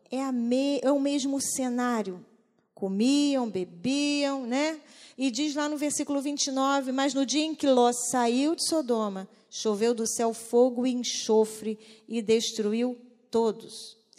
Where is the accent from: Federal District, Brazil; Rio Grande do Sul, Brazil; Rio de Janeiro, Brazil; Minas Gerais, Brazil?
Minas Gerais, Brazil; Barbacena; Quando era criança pequena, lá em Barbacena